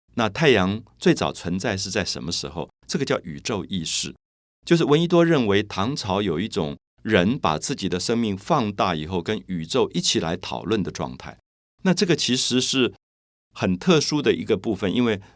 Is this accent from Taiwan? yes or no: yes; Taiwan; 然后你觉得我来自台湾